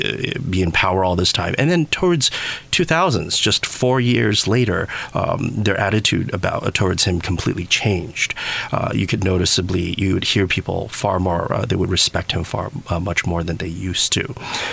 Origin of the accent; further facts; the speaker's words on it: New York City, New York, United States; when I was growing up in New York City, during 1997 at the Taiwan Center